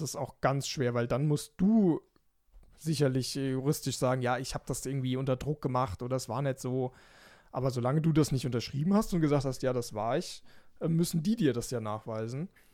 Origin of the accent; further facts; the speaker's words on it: Germany; als Deutscher